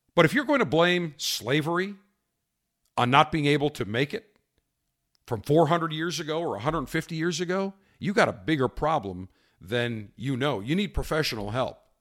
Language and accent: English; United States; being American